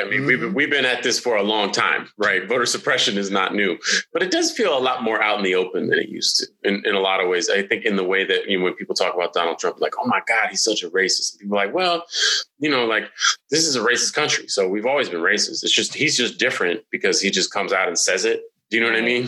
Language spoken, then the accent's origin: English; California, United States; I'm from California